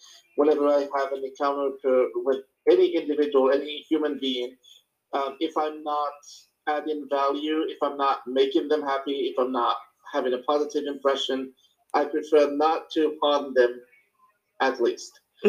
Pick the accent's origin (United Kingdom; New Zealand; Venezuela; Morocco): Morocco; English is a second language; now in United States; I moved to the United States back in 2014, summer 2014, and I came from Morocco. Like across the Atlantic Ocean, Northwest Africa, just in case.